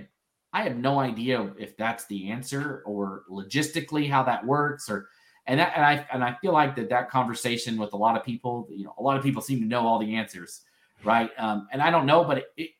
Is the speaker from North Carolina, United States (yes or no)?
yes; North Carolina, United States; now in Idaho, United States; I grew up in North Carolina